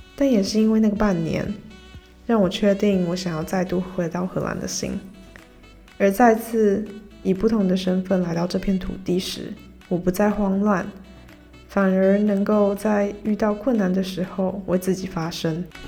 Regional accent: Taiwan; moved away as an adult; also born or lived in Groningen, Netherlands

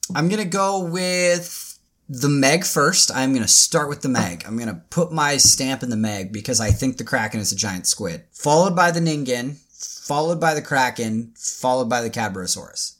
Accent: Tacoma, Washington, United States; also born or lived in Seattle, Washington; That's where I was born and raised, or not born, but that's where I was raised. Is like the Tacoma like area.

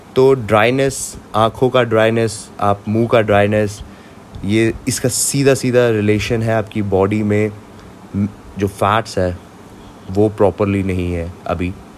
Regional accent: Jammu and Kashmir, India; मैं कश्मीर से हूँ

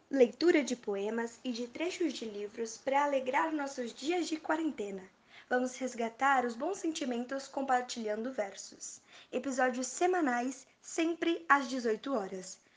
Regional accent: Hortolândia, São Paulo, Brazil; Nós somos de Hortolândia, São Paulo.

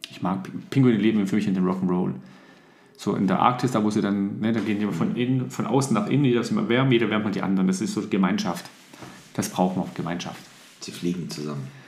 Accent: Italy; Also ich finde, ich darf als Italiener über Italiener Witze machen, weil ich verarsche mich ja selber.

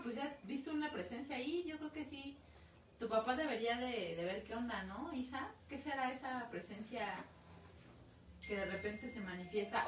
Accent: Mexico; como buenos mexicanos

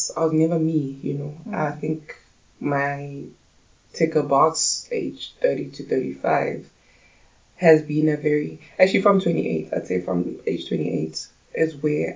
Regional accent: Pretoria, Gauteng, South Africa; also born or lived in Soweto, South Africa / Johannesburg, South Africa; I grew up in Soweto, and the rest of my life was in Pretoria.

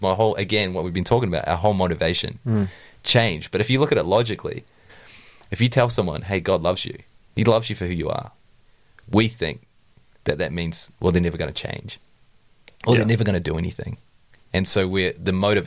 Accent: New Zealand; I grew up in Tiana

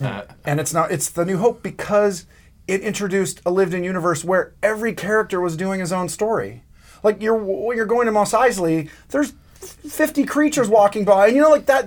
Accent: Los Angeles, California, United States; I grew up in Van Nuys, where ILM was in the beginning

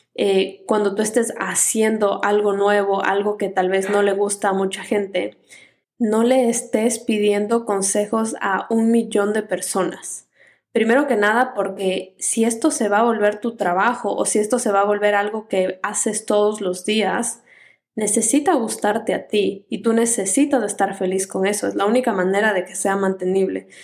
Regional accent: Ecuador; yo soy ecuatoriana

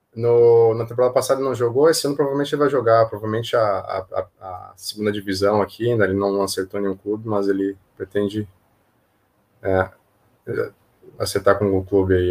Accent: Passo Fundo, Rio Grande do Sul, Brazil; moved away as an adult; now in Hong Kong; eu sou de Passo Fundo, é, interior de, do Rio Grande do Sul

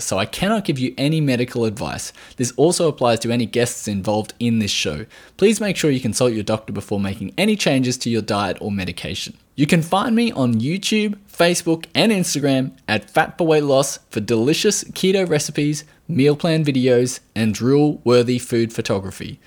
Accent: Australia; I am from Australia

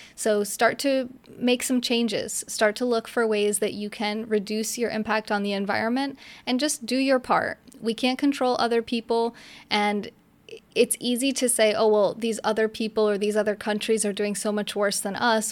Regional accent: upstate New York, United States; moved away as an adult; also born or lived in New Jersey; now in Florida, United States; I grew up in upstate New York

